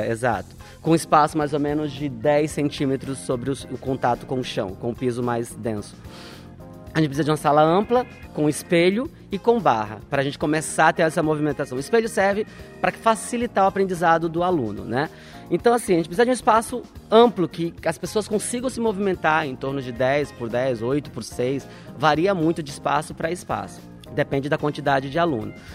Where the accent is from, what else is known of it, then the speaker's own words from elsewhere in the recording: Northeast Region, Brazil; Sendo nordestino também